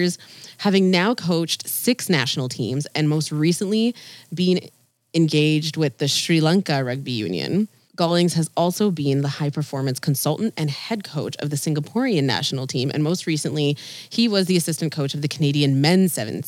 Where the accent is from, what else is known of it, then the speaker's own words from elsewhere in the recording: Fiji; where are you from? And I'm like, Fiji